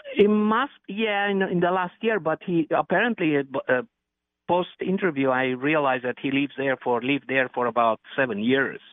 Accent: Romania; now in United States; I was born in Romania

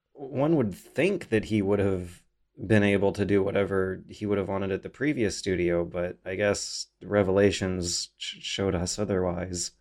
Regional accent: Canada; I'm a Canadian, uh, internet video producer

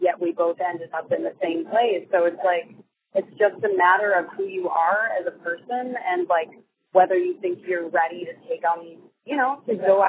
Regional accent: Bay Village, Ohio, United States; moved away as an adult; also born or lived in Los Angeles; I was born and raised in a little city called Bay Village right outside of Cleveland, Ohio

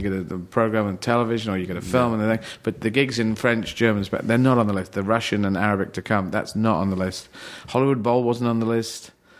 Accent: Aden, Yemen; born there; And I was born in Yemen. I was born in Aden in Yemen, and they have a very tough time there.

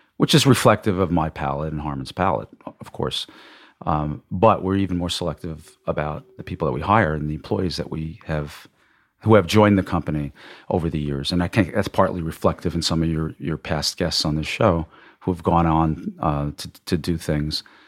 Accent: Long Island, New York, United States; also born or lived in Massachusetts / Manhattan; I grew up in Long Island, I, I'm a New York boy

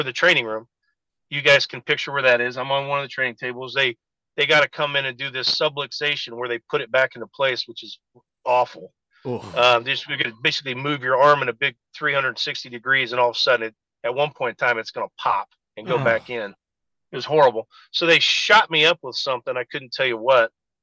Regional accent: Terre Haute, Indiana, United States; I was from Terre Haute

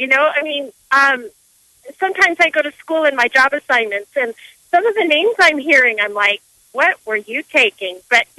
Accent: California, United States; now in Nebraska, United States; when I was growing up in California

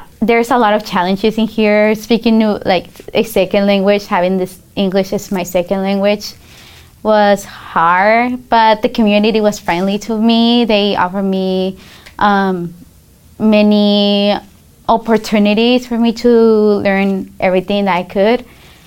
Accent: Denver, Colorado, United States; also born or lived in Guadalajara, Mexico; I grew up here in the United States in Denver, Colorado

